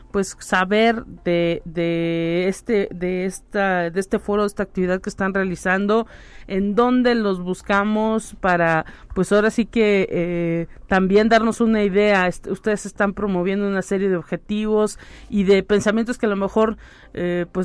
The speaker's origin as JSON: {"language": "Spanish", "region": "San Luis Potosí", "country": "Mexico", "said": "yo que no soy de San Luis Potosí, llegué del interior del estado y, y pues eh, había una cierta cantidad de personas con ciertas rutas de camiones"}